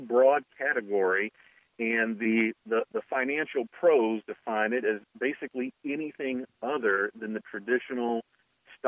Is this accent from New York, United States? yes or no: no; Youngstown, Ohio, United States; also born or lived in southeast Georgia; now in Georgia, United States; I'm originally from Youngstown, Ohio, grew up in steel country